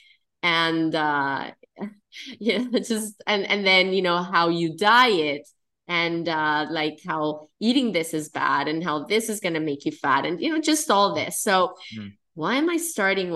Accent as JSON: {"language": "English", "country": "Colombia", "tie": "born or raised there", "said": "I'm Colombian. I'm from South America. And, you know, the environment that I grew up in is Colombia"}